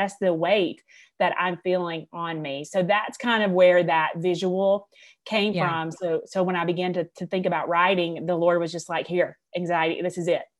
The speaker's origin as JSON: {"language": "English", "region": "Alabama", "country": "United States", "said": "I am from Alabama. I graduated from the University of Alabama."}